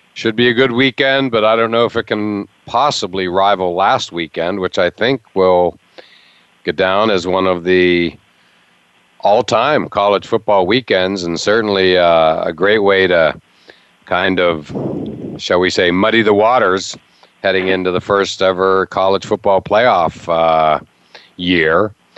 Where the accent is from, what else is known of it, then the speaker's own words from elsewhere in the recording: Pennsylvania, United States; when I was a kid growing up in Pennsylvania